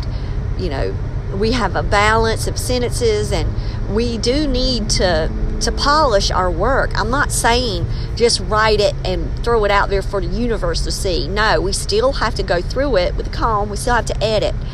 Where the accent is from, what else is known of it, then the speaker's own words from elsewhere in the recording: Maxton, North Carolina, United States; I'm from Maxton